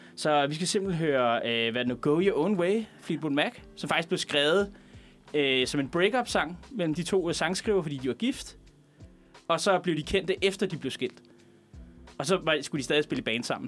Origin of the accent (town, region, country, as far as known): Veksø, Capital Region of Denmark, Denmark; born or raised there